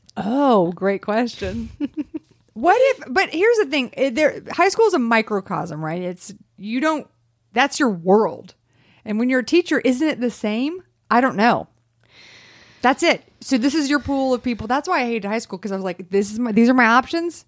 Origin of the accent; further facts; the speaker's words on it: the South, United States; I grew up in the South.